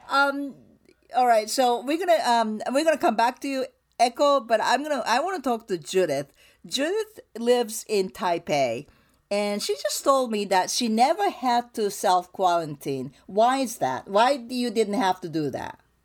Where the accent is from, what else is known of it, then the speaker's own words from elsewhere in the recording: Japan; now in United States; I grew up in Japan, so we bow